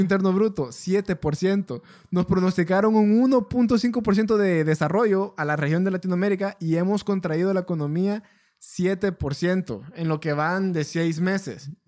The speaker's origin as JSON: {"language": "Spanish", "country": "Honduras", "said": "somos de Honduras"}